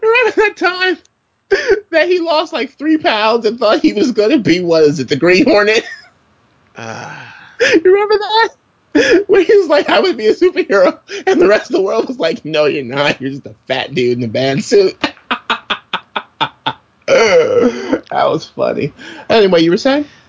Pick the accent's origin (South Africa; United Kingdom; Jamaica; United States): United States; New York City, New York; I'm from Brooklyn